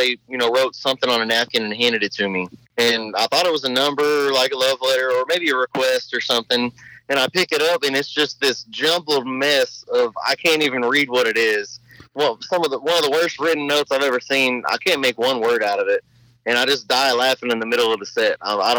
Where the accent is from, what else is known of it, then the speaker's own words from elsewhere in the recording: Baytown, Texas, United States; I'm from Baytown, Texas, and my dad raised me on classic rock and blues